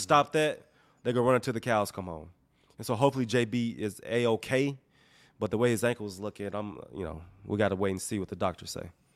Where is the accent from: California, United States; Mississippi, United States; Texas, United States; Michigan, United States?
Mississippi, United States; I'm, I'm from Mississippi.